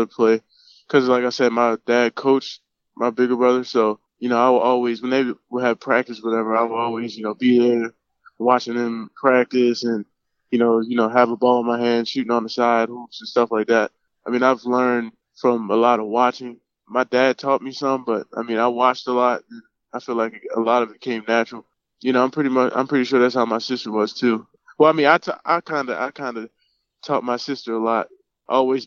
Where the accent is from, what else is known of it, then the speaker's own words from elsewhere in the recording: Baltimore, Maryland, United States; I grew up in Baltimore, Maryland